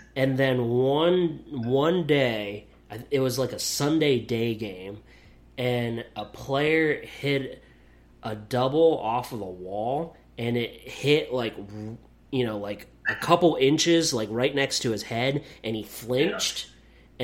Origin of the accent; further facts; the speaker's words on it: near Lewisburg, Pennsylvania, United States; moved away as an adult; also born or lived in Beloit, Wisconsin; Lewisburg, Pennsylvania, that's right up near my hometown